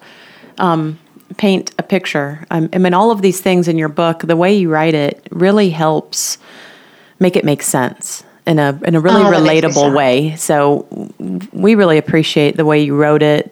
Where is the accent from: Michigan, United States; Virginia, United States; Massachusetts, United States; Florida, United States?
Florida, United States; Miami; moved away; I come from Miami